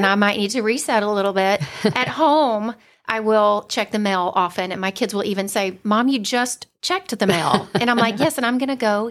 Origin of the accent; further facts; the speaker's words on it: Valdosta, Georgia, United States; accent: South Georgia; now in Forsyth County, United States; So I grew up in Valdosta, South Georgia girl. I've worked really hard to lose my accent, but sometimes it does come out. I have lived in Forsyth County now for 24 years.